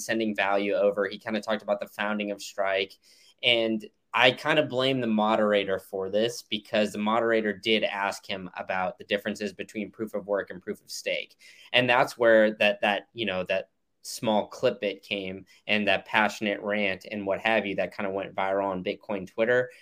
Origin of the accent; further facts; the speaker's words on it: United States; as an American